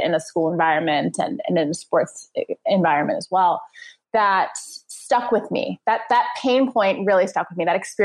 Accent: suburbs of New York City, United States; I grew up in the New York area, in the suburbs of New York City

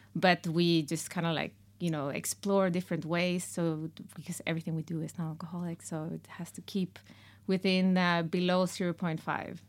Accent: Mexico; moved away; In Mexico, we have two, uh, last names

